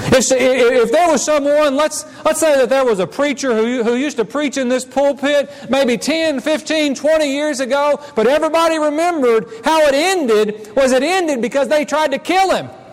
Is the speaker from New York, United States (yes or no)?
no; Missouri, United States; moved away as an adult; I came from Missouri and not Tennessee